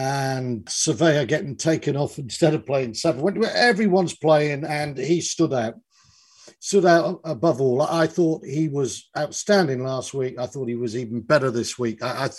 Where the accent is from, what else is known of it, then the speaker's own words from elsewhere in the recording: Newport, Wales, United Kingdom; And I know I'll get stick for this from my old friends where I was brought up in Newport, but that is the reality.